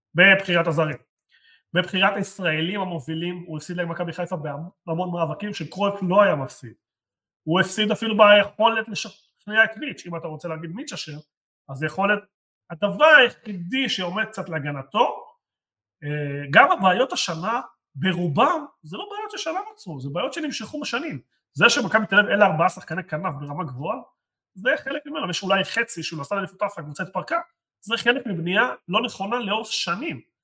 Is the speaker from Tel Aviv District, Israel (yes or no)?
no; Jerusalem, Jerusalem District, Israel; אני ירושלים